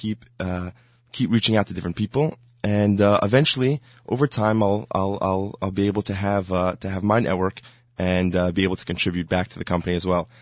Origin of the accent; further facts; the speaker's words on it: Highland Park, New Jersey, United States; I am from Highland Park, New Jersey.